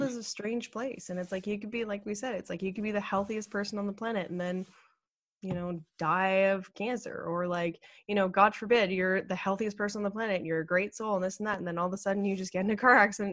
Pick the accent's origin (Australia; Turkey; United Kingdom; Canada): Canada; Ottawa, Ontario; now in British Columbia, Canada; I grew up in Ottawa and Ottawa is the capital of Canada.